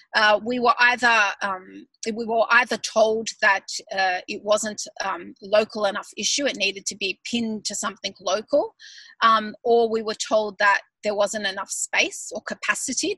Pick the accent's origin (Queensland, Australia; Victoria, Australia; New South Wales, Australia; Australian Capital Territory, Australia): Victoria, Australia; Melbourne; moved away as an adult; now in Sydney, Australia; I grew up in Melbourne and then when I got married I moved to Sydney and I still feel, you know, Melbourneian